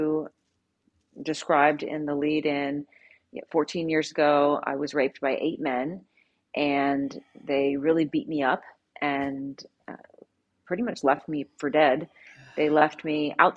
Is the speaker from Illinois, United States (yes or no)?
no; Southern Louisiana, United States; I was raised in a very strict Southern Baptist. I'm from Southern Louisiana